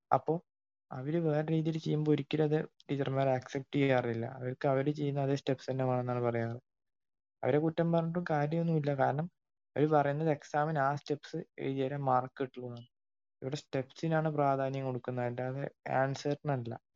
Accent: Kerala, India; ഞാൻ കേരളത്തിലാണ് ജനിച്ചതും വളർന്നതും

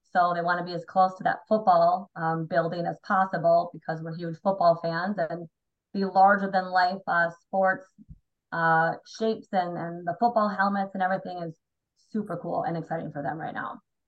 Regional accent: Wisconsin, United States; I actually live about an hour north of your number one Disney dude, Ryan. I am from Wisconsin. I live just outside of Milwaukee.

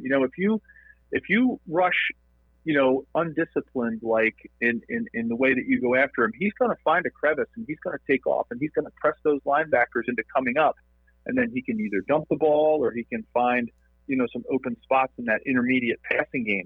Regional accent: Philadelphia, Pennsylvania, United States; Greetings from uh, Philadelphia, which you know I'm, I'm a Philadelphian

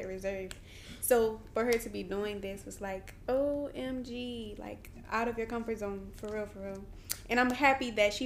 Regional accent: New Orleans, Louisiana, United States; I'm from New Orleans, Louisiana.

